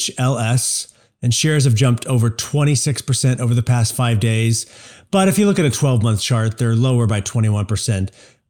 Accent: Missouri, United States; moved away; my hometown where I graduated high school, a very small town in Missouri

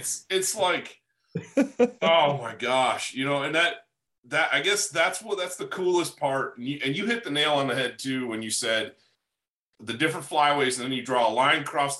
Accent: Upper Midwest, United States; I grew up in the upper Midwest where dairy is like, king

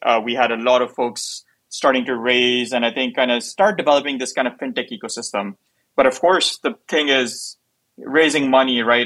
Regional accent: Pakistan; now in United States; I'm from Pakistan

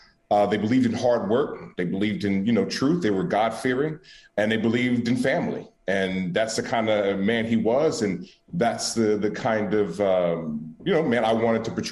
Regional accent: Oakland, California, United States; I'm born and raised in Oakland, California

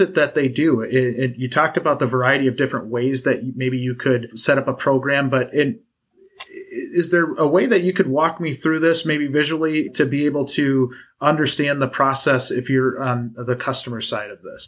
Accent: Wisconsin, United States; somebody from Wisconsin

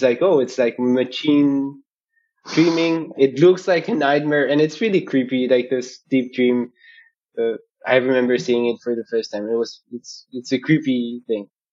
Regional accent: Bogotá, Colombia; moved away as an adult; now in Berlin, Germany; I'm originally from Bogota, Colombia

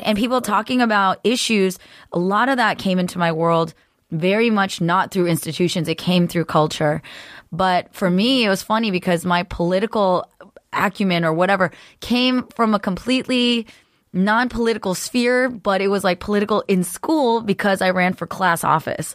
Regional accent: Cupertino, California, United States; I grew up in Cor-, Cupertino

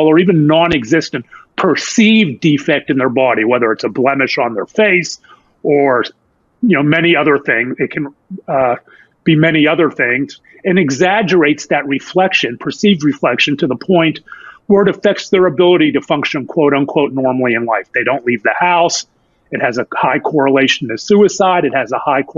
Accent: Pittsburgh, Pennsylvania, United States; moved away as an adult; now in Dallas, United States; I was born and raised in Pittsburgh, PA

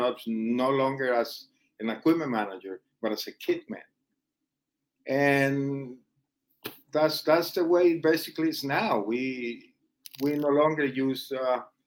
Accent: Colombia; moved away; the guys that were born in my hometown, or guys that I briefly met back in Colombia

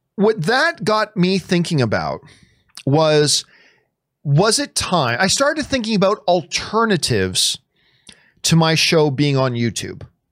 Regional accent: Canada; I'm Canadian

